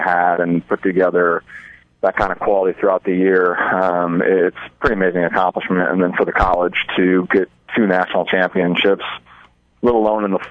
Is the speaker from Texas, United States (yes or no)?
no; Omaha, Nebraska, United States; now in Hastings, United States; I'm from Omaha, Nebraska